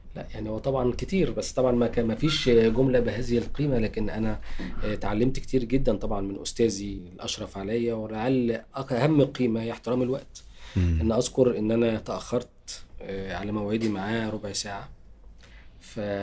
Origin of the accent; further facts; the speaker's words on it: Tanta, Gharbia, Egypt; moved away; أنا أصلا من طنطا